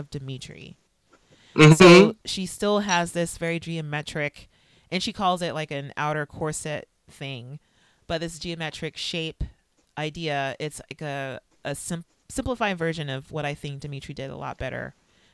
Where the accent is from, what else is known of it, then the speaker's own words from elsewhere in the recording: Los Angeles, California, United States; I'm from Los Angeles